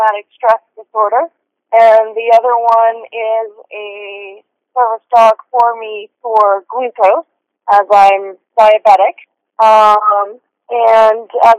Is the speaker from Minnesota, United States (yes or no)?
yes; Minnesota, United States; moved away as an adult; also born or lived in Las Vegas, Nevada / Arizona; I was born and raised in Minnesota, but I consider Nevada home, Las Vegas or Southern Nevada. And I was in Nevada and Arizona for a total of 19 years.